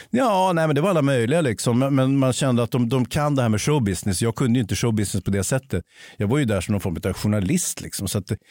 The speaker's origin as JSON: {"language": "Swedish", "country": "Sweden", "said": "jag är ju same själv. Avfall då? Alltså, jag identifierar mig som same."}